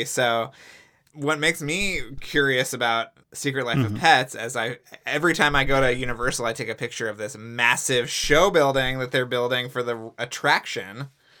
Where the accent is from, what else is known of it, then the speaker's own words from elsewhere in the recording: Texas, United States; I grew up in Texas